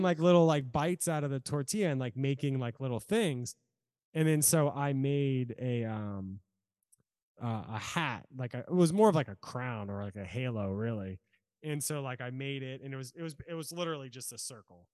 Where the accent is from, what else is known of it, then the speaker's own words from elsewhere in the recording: Norfolk, Virginia, United States; also born or lived in California; now in Salem, United States; I'm from Norfolk, Virginia